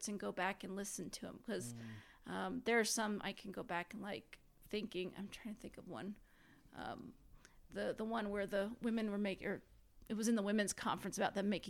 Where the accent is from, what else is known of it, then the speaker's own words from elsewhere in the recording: Indiana, United States; I grew up in Indiana